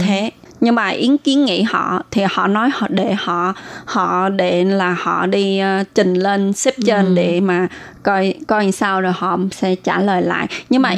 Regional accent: Vietnam; moved away as an adult; now in Taiwan; Mình đều là người Việt Nam

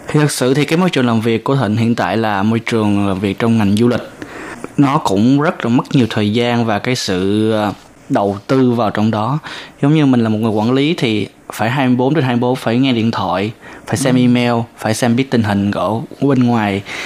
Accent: Vietnam; now in Taiwan

